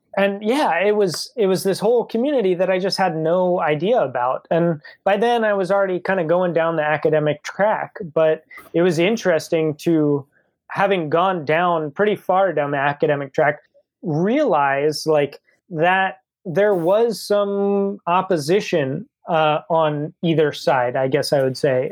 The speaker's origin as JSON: {"language": "English", "region": "New Jersey", "country": "United States", "tie": "born or raised there", "said": "the town that I grew up in in New Jersey"}